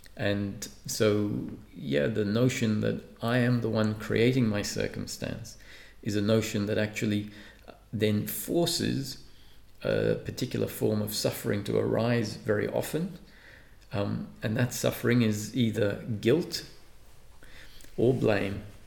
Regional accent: Perth, Western Australia, Australia; also born or lived in Malta; I grew up in Perth. I was grow, uh, born in Malta and moved to Perth when I was 11

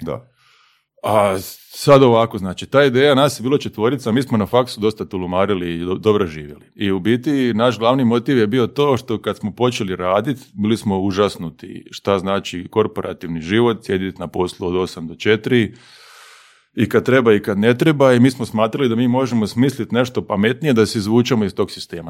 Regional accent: Osijek, Osijek-Baranja County, Croatia; Igrao sam tad prvu ligu u Osijeku, ja sam iz Osijeka

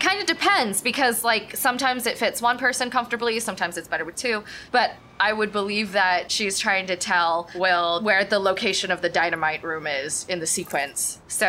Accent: California, United States; growing up in SoCal, I know coyotes are a problem.

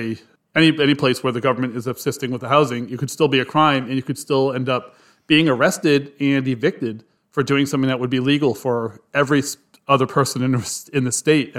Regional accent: Warwick, Rhode Island, United States; I grew up in Warwick

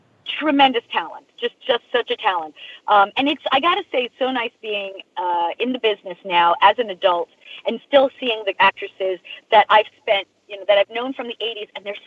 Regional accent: Long Island, New York, United States; I grew up in Long Island. I grew up like a couple of towns over

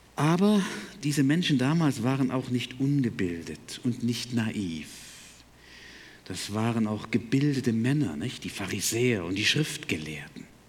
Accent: Berlin, Germany; moved away as an adult; also born or lived in Breidenstein / Detmold / Chemnitz / Buckow; groß geworden bin ich in Berlin, 18 Jahre

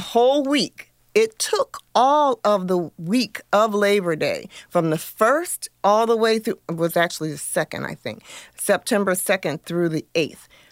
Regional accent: Iowa, United States; now in Missouri, United States; I'm originally from Iowa

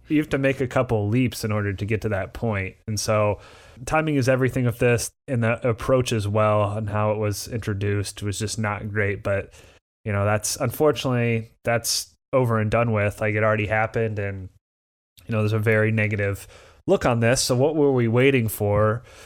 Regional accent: Indiana, United States; I'm from Indiana.

